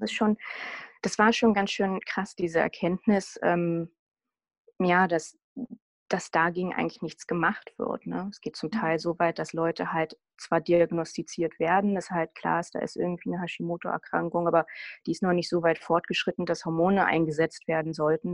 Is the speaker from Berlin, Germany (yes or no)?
yes; Berlin, Germany; ich komme aus Berlin und lebe in Berlin